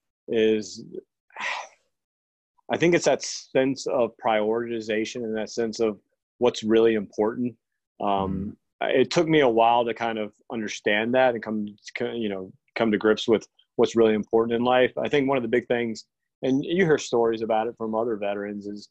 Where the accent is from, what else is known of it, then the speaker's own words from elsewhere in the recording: Newport News / Virginia Beach area, United States; I'm from Virginia, here in the Newport News, Virginia Beach area.